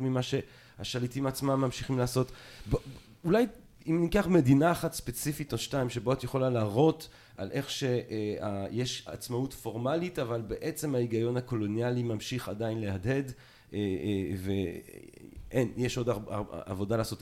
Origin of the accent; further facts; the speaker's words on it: Belgium; אני נולדתי בבלגיה